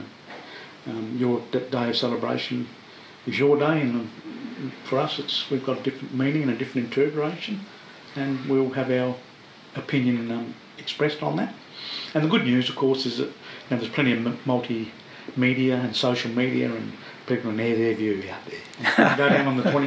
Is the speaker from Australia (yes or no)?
yes; Fremantle, Western Australia, Australia; when I was a kid growing up in Sampson Street, that was a limestone hill.